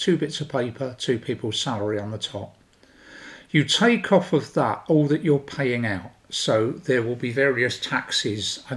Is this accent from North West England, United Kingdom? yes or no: no; London, United Kingdom; I'm from South London